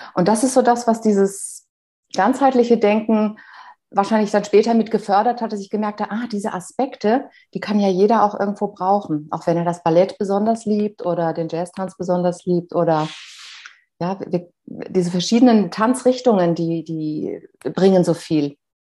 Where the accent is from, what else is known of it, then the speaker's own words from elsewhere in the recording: Bad Kreuznach, Rhineland-Palatinate, Germany; wieder in Bad Kreuz nach meiner Geburtsstadt, gelandet